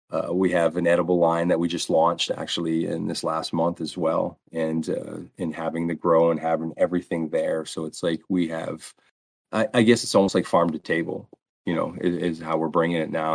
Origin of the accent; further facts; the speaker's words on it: Lewiston, Maine, United States; Lewiston, which is is my hometown